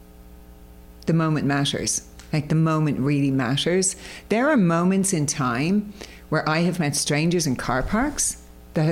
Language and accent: English; Ireland; I was brought up in Ireland, as you can probably hear by the accent